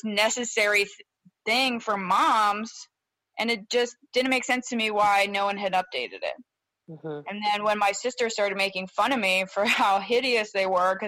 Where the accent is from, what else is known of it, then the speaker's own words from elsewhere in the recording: U.S. Virgin Islands; moved away; also born or lived in Baltimore, Maryland, United States; So we all moved to the Virgin Islands, and that's where I essentially grew up